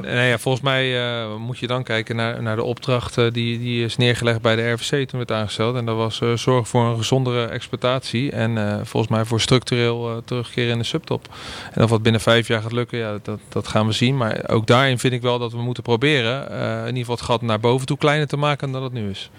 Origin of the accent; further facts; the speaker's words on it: Randstad, Netherlands; moved away as an adult; now in Groningen, Netherlands; de Randstad waar ik vandaan kom